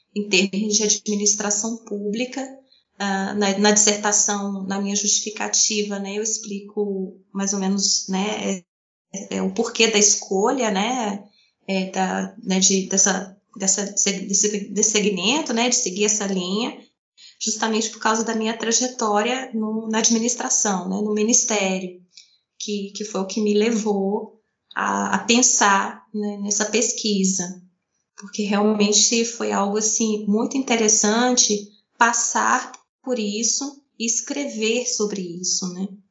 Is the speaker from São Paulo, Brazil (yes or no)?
no; Paracatu, Minas Gerais, Brazil; da minha cidade natal, de Paracatu, em Minas Gerais